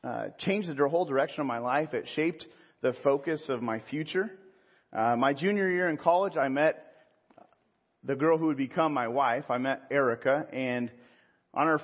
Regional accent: Pismo Beach, California, United States; also born or lived in San Jose / Sonoma; now in Riverside, United States; Central coast of Pismo Beach was the town I was pretty much raised

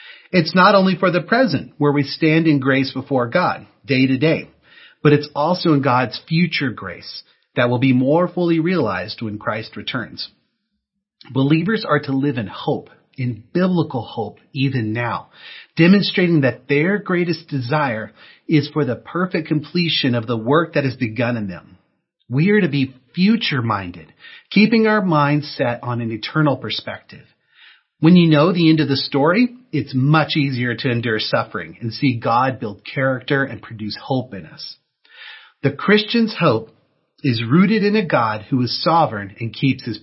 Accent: Texas, United States; moved away as an adult; now in California, United States; I grew up in Texas, and I came out here to California to go to college.

